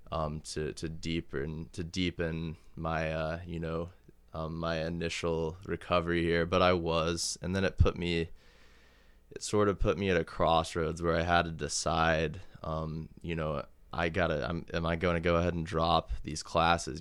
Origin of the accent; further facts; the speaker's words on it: Kansas City, United States; I was born and raised in Kansas City